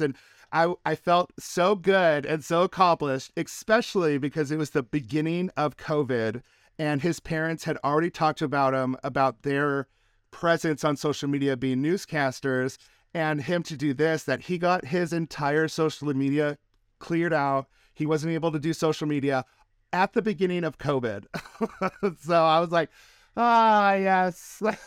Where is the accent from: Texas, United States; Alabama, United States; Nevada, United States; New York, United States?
Nevada, United States; Reno; Reno, Nevada, which is my hometown